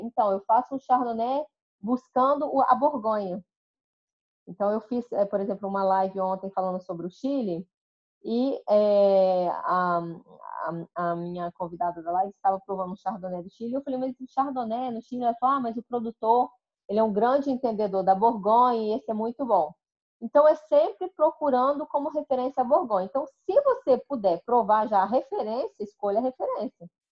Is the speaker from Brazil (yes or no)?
yes; Colatina, Espírito Santo, Brazil; moved away; eu sou brasileira, nasci no interior do Espírito Santo, uma cidade chamada Colatina